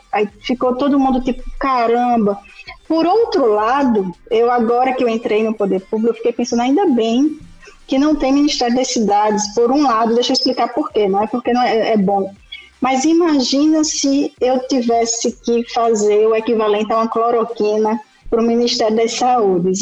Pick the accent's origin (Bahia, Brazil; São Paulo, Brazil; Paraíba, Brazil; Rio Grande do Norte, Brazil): Paraíba, Brazil; João Pessoa; moved away as an adult; now in Campina Grande, Brazil; sou de João Pessoa, mas moro aqui desde 2014